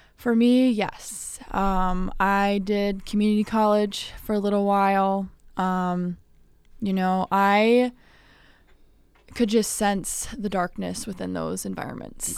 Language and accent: English; Midwest, United States; also born or lived in California; now in Illinois, United States; I was born there. I moved over to the Midwest when I was nine, so I've been here for a while